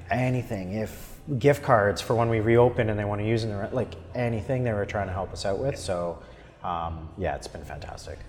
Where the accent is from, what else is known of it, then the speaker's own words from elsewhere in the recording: Ottawa, Ontario, Canada; I was born and raised in Ottawa.